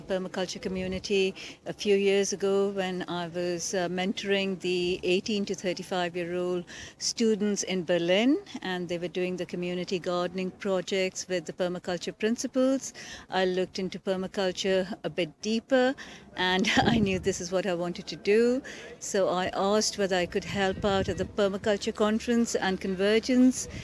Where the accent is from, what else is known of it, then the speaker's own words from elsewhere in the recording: India; now in United Kingdom; I live in the UK, but I'm originally from India.